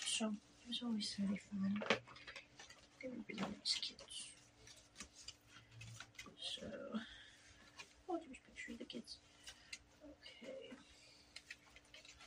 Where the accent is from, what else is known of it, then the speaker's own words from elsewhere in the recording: United States; I am an American person.